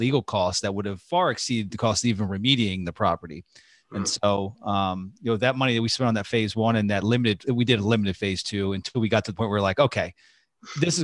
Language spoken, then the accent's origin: English; Pennsylvania, United States; moved away; There was a park in Pennsylvania, actually my hometown